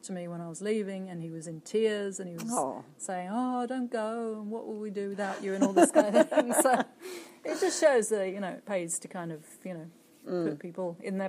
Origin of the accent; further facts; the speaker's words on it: England, United Kingdom; being English of all places.